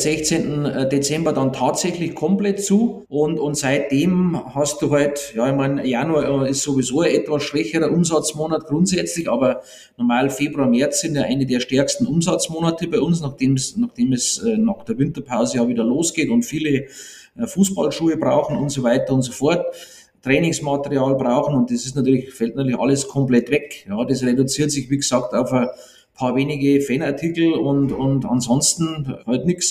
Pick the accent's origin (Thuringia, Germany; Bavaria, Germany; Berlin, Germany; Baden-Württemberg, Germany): Bavaria, Germany; bei uns in Bayern